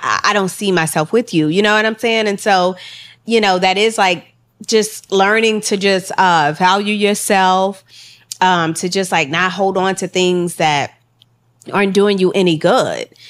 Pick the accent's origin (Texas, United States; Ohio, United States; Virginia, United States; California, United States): Texas, United States; Houston; also born or lived in Los Angeles; we was both from Texas. She was from Austin. I was, I'm from Houston